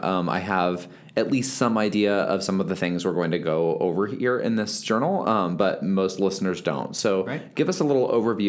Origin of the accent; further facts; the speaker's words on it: Indiana, United States; now in Los Angeles, United States; I grew up in Indiana.